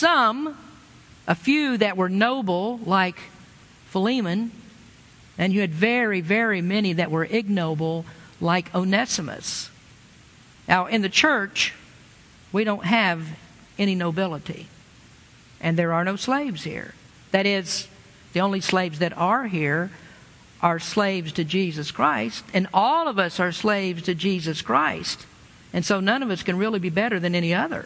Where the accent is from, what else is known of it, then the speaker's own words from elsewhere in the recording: Lexington, Kentucky, United States; moved away; I grew up in the South a long time ago and without cultural diversity